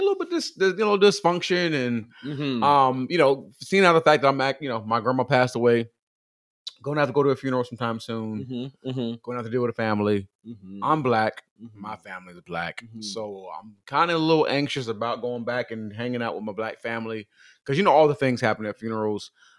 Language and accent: English; Atlanta, Georgia, United States; You know, I'm from Atlanta.